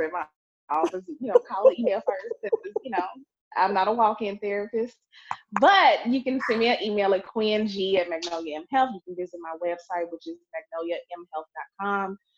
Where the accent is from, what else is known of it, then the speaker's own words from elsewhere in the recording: Clarksdale, Mississippi, United States; I'm from Clarksdale, Mississippi. This is rural